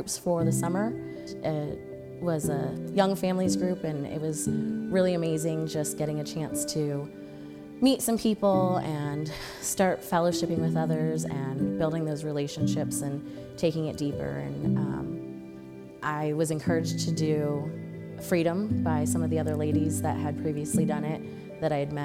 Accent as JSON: {"language": "English", "town": "Seattle", "region": "Washington", "country": "United States", "moved": "as an adult", "lives_now": "San Antonio, United States", "said": "I am originally from Seattle, Washington. I came to San Antonio December 2nd, 2018"}